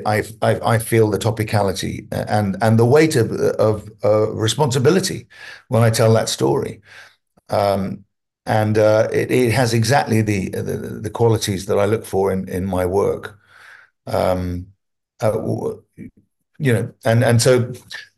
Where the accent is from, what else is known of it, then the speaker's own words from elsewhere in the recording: London, United Kingdom; also born or lived in Hampstead, England / Wales / America; I was brought up in almost a Welsh commune, if you like, in North London.